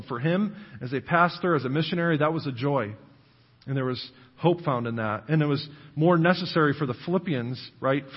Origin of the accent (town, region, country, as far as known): United States